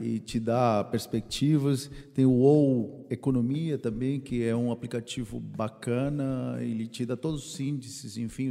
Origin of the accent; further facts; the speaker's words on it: Peru; now in Brazil; Eu, como peruano